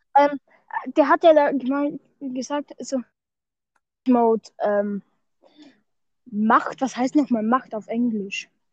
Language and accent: German; Austria; bei uns in Österreich